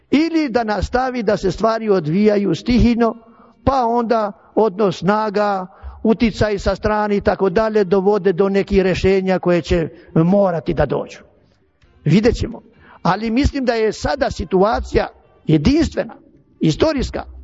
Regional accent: Serbia; Ja dajem sebi za pravo da govorim kao Srbin.

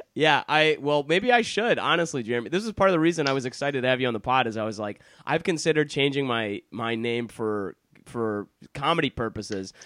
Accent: Detroit, Michigan, United States; accent: American; I grew up in Detroit, Michigan

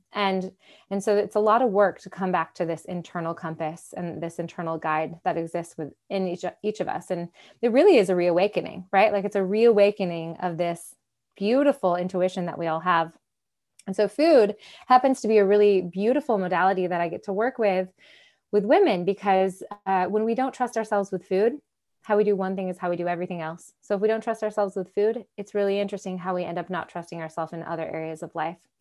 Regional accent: Michigan, United States; now in Nashville, United States; I grew up in Michigan, so, uh, uh, uh, freshwater beach on Lake Michigan

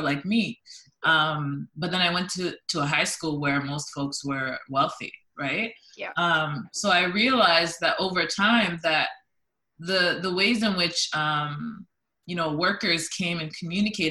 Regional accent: London, Ontario, Canada; also born or lived in Toronto; I grew up in London, Ontario

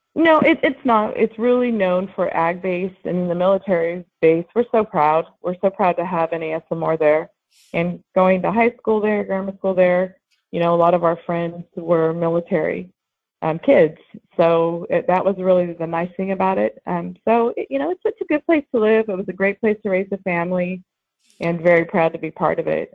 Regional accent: Lemoore, California, United States; I'm Central Valley. I grew up in Lemoore, California.

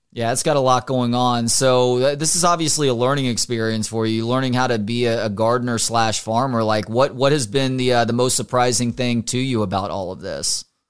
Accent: Dallas-Fort Worth area, Texas, United States; now in Austin, United States; grew up in the D F W area, went to school here in Austin

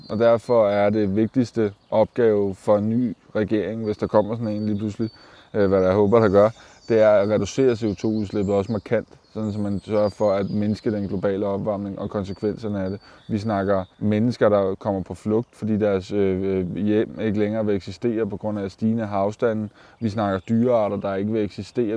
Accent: Køge, Zealand, Denmark; jeg er fra Køge, og jeg bor i Køge

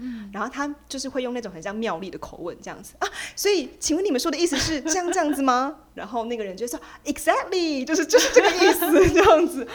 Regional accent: Taiwan; moved away as an adult; also born or lived in United Kingdom; 我后来决定回台湾之后

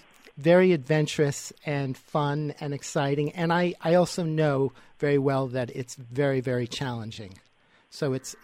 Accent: New York City, New York, United States; I grew up in New York City. I'm about your age.

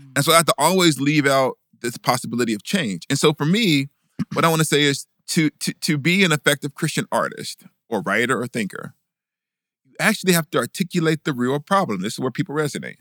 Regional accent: Huntsville, Alabama, United States; I growing up in Huntsville

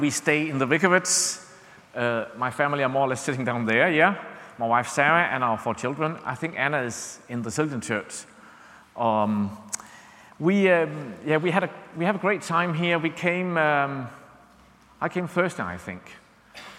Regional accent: Denmark; English is a second language; we are from Denmark, English is not our mother tongue

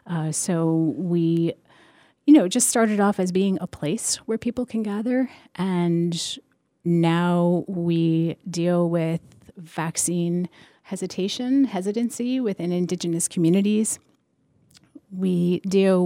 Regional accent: Plainfield, Massachusetts, United States; also born or lived in Ashfield, Massachusetts; I grew up in Plainfield. I went to elementary school in Ashfield

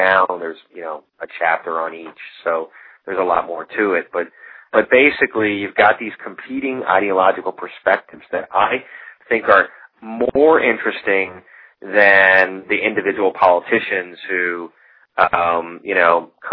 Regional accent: the South, United States; moved away; I'm from the South originally

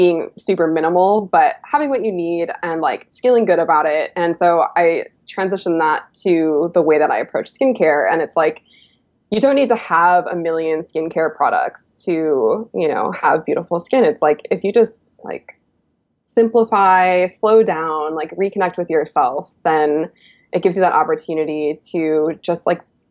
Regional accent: Illinois, United States; I grew up in the Midwest as well. I'm originally from Illinois, and I grew up in like the prairie

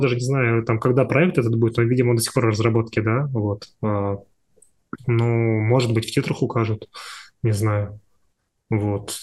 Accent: Ulan-Ude, Buryatia, Russia; moved away as an adult; also born or lived in Moscow / Turkey; я же вообще из вообще же из, из глубинки, из Сибири, я из Улан-Удэ

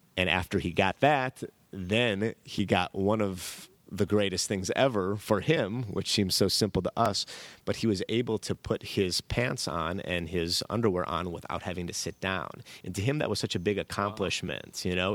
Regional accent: Chicago, Illinois, United States; moved away as an adult; now in Marina del Rey, United States; growing up in Chicago in the, you know, nineties

